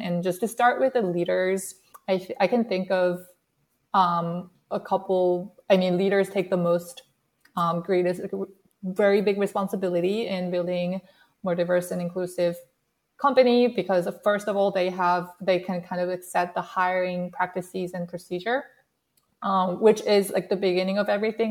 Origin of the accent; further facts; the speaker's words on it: South Korea; English is a second language; moved away as an adult; now in United States; I actually grew up in South Korea and I moved to the States when I started my college.